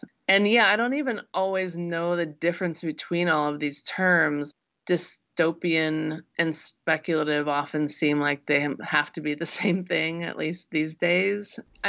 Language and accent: English; Midwest, United States; things that seem strange and alien to me because I grew up in the Midwest.